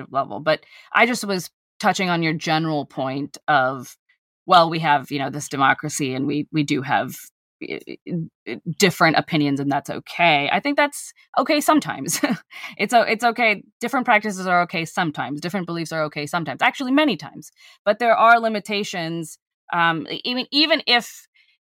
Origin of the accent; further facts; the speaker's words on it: United States; I am an American